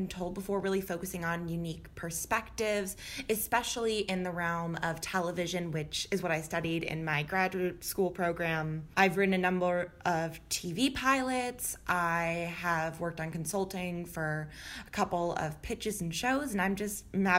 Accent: Florida, United States; also born or lived in Midwest; now in Los Angeles, United States; I am a Midwesterner and a Floridian, so weird combo, but I'm now out in LA.

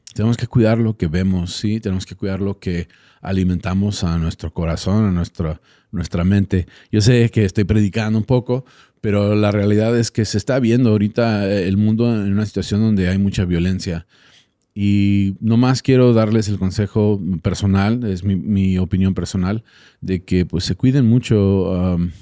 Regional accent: Texas, United States; yo soy de Texas

